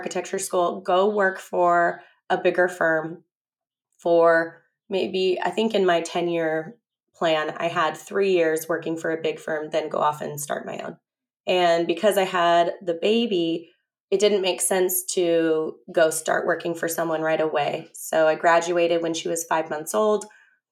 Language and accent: English; San Diego, California, United States; I grew up in La Jolla, and all my grandparents grew up in La Jolla